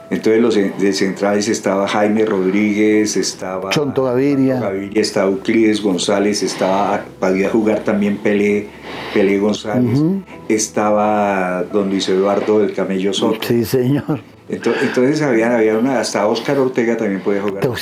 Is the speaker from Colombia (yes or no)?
yes; Bogotá, Colombia; also born or lived in Buenaventura; vivir a lo que era Ciudad Techo aquí en Bogotá, que después es Ciudad Kennedy. Entonces, todos, eh, nací en Buenaventura, pero todos mis todo lo mío es Bogotá